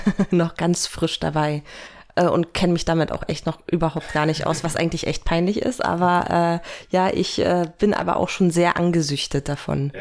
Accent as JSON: {"language": "German", "region": "Berlin", "country": "Germany", "moved": "yes", "said": "ich komme ursprünglich aus Berlin"}